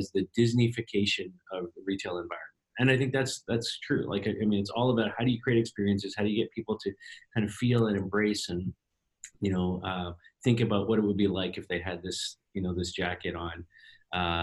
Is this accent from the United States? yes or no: no; Toronto, Ontario, Canada; my hometown here in Toronto